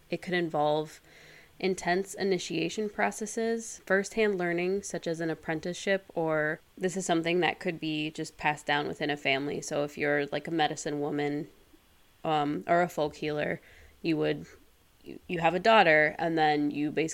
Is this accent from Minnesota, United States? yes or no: yes; Minnesota, United States; now in Chicago, United States; I grew up in Minnesota